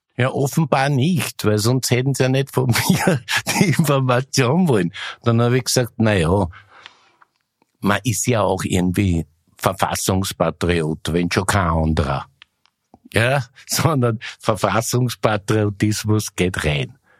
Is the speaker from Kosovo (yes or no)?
no; Austria; Ich bin nämlich auch aus Österreich